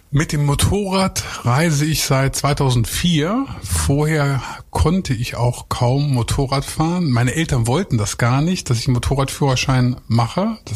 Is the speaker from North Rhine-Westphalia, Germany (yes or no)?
no; Lower Saxony, Germany; Ja, also so ich komme ja eigentlich vom Bauernhof. Ich bin aus Niedersachsen und äh, da ist man immer nur an die Nordsee gefahren und nach Österreich.